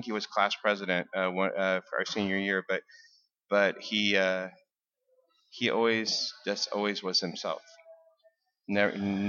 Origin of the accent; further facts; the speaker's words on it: Burbank, Washington, United States; also born or lived in The Dalles, Oregon / Grand Coulee, Washington; I grew up in the Dalles. I was born in the Dalles, and then it gets a lot worse. ended up in a little town called Grand Coulee, and then I ended up in a town called Burbank, Washington, outside of the Tri-Cities.